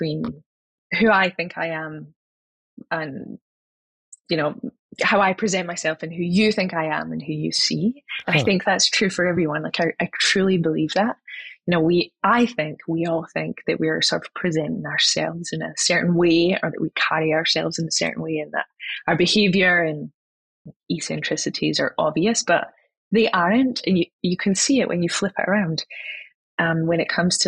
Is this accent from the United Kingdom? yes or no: yes; Scotland, United Kingdom; now in California, United States; I grew up in Scotland